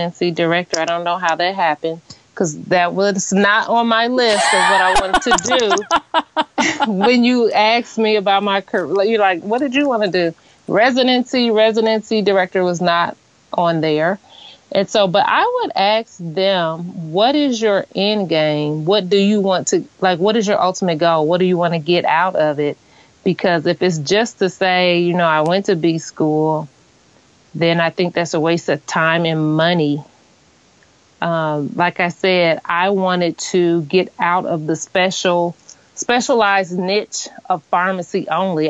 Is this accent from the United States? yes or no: yes; Danville, Illinois, United States; also born or lived in Indianapolis, Indiana; It's an event venue that I opened up in my hometown. The reason that I opened it up in Danville